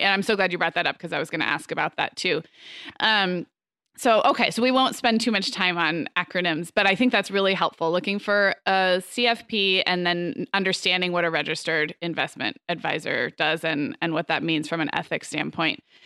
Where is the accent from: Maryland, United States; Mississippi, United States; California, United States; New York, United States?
California, United States; Santa Barbara; moved away; my hometown of Santa Barbara